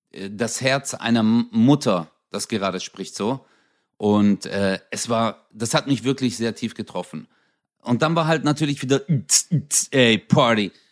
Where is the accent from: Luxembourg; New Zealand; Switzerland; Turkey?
Turkey; Also ich zum Beispiel als Türke, wenn ich das sehe, ich denke mir so, ey, die tanzen wieder.